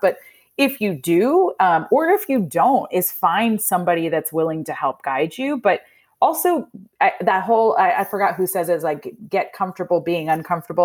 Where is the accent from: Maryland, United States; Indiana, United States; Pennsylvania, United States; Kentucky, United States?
Indiana, United States; moved away as an adult; also born or lived in New Jersey; now in Atlanta, United States; I was actually born in New Jersey, um, but then we moved to Indiana when I was about three, So I really claim Indiana's, eh, 'cause it's where I grew up.